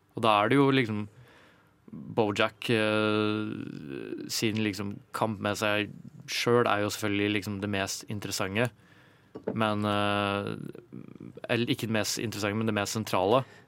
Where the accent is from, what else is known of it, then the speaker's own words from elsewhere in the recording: Ringebu, Innlandet, Norway; Jeg er fra Ringebu i Gudbrandsdalen.